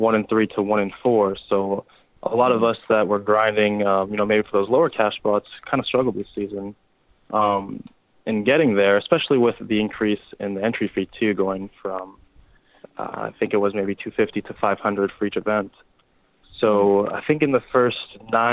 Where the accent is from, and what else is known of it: Canada